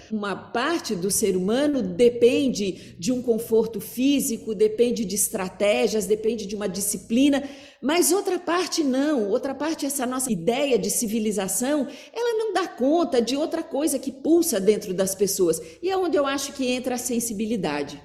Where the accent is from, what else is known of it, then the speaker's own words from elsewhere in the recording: Curitiba, Paraná, Brazil; eu sou de Curitiba